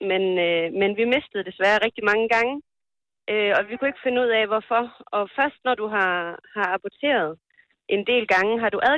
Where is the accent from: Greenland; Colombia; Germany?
Colombia; Danish is a second language; now in Denmark; Så jeg er oprindelig fra Colombia, mm. men, men da jeg kom til Danmark, øh, jeg har mødt kun øh, gode oplevelser.